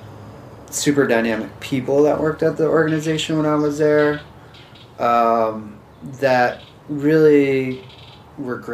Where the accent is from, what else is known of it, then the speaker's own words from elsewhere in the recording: Philadelphia, Pennsylvania, United States; moved away; I grew up around Philadelphia